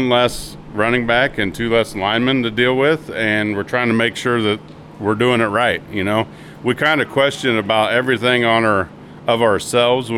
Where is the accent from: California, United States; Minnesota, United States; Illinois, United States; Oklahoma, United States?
Illinois, United States; Lewistown; I'm from Lewistown, all right, and I played under Coach Winkler